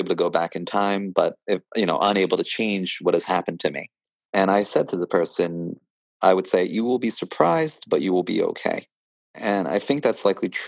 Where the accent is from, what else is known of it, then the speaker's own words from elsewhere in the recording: Pennsylvania, United States; I think of myself as an American first rather than a Pennsylvanian